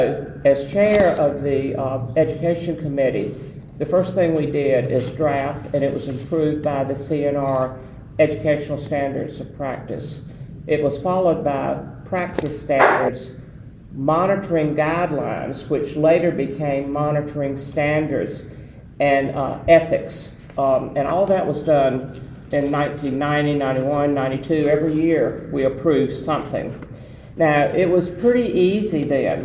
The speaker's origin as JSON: {"language": "English", "region": "the South", "country": "United States", "said": "some people would say English wasn't my first language either, coming from the South"}